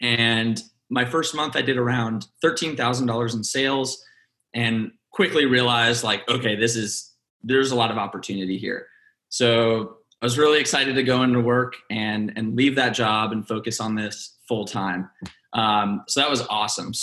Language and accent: English; Dallas, Texas, United States; also born or lived in Philippines; now in Austin, United States; I'm actually from Dallas, Texas. I was born in Austin, love Austin